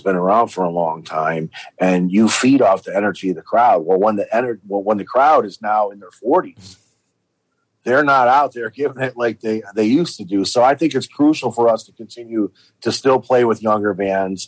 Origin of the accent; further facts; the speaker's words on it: Cleveland, Ohio, United States; moved away as an adult; also born or lived in Gainesville, Florida; now in Florida, United States; I'm from Ohio originally, in Cleveland